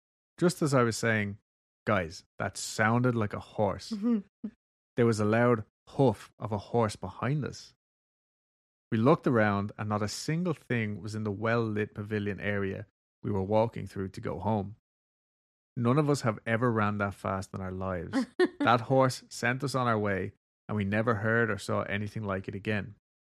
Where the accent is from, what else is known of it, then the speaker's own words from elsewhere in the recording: Colorado, United States; growing up in Colorado was a good time. We don't have nearly the amount of history packed into places on the East Coast, so our ghost legends are few, far between, and new-ish.